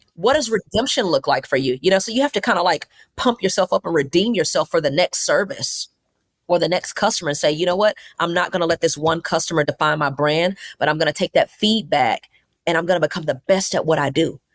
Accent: Mobile, Alabama, United States; now in Atlanta, United States; We have four stores opening up in Mobile in my hometown

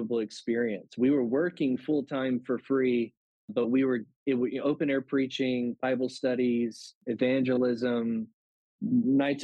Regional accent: Louisiana, United States; I'm from Louisiana

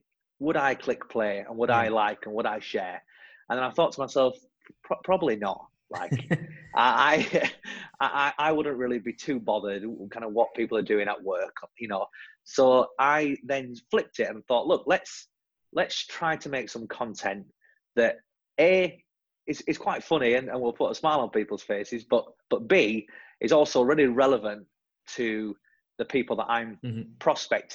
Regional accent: the north of England, United Kingdom; now in London, United Kingdom; I'm originally from the north of England, as you'll hear from my silly accent, and now based in London.

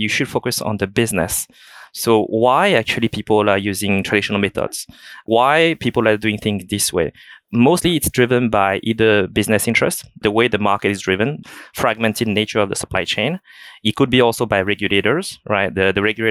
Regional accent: France; accent: thick French; moved away as an adult; also born or lived in China / United States / Hong Kong; So I was born in China. I grew up in France, hereby a quite thick French accent

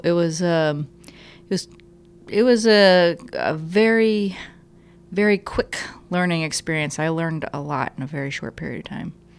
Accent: Ohio, United States; moved away as an adult; now in Richmond, United States; I grew up in Ohio

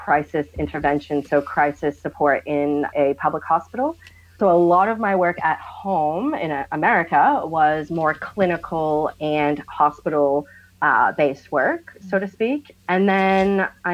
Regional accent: Boston, Massachusetts, United States; now in Australia; I'm from Boston, Massachusetts, in the US

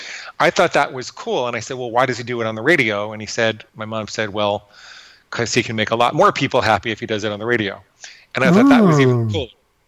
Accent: Fort Alexandria, Virginia, United States; born there; I was born in Walter Reed Army Hospital in Fort Alexandria, Virginia, which is just outside of Washington, D.C.

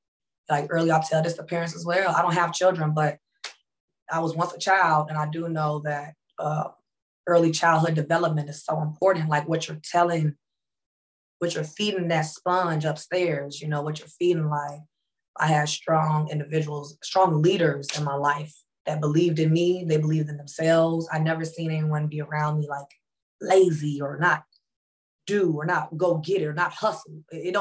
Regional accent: Phoenix, Illinois, United States; I'm from Phoenix, Illinois.

